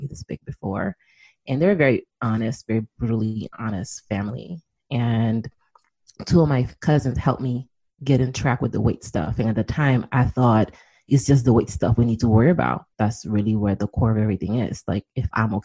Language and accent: English; New York City, New York, United States; moved away as an adult; also born or lived in Washington, D.C.; I'm originally from New York City.